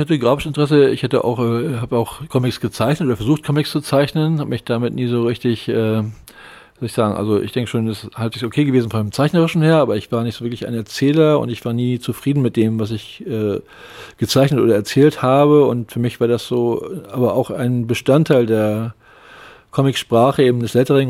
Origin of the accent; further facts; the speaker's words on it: Lübeck, Schleswig-Holstein, Germany; moved away as an adult; also born or lived in Hamburg; Ich bin in Lübeck geboren und äh, Lübeck aufgewachsen